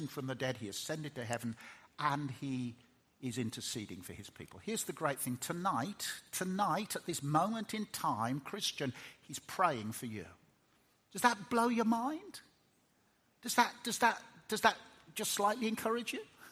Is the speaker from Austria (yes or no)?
no; Birmingham, West Midlands, United Kingdom; I'm a Brummie, and Brummies don't cry very much, and that's what I was taught as a lad